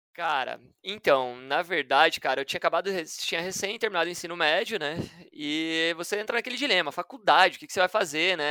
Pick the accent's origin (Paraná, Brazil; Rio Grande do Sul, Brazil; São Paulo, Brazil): Paraná, Brazil; Curitiba; moved away as an adult; Eu sou de Curitiba